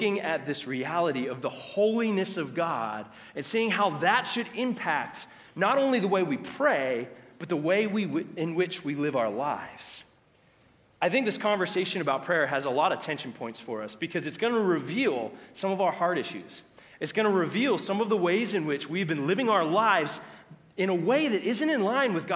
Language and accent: English; United States; us as American Christians, because of our culture, what we have grown up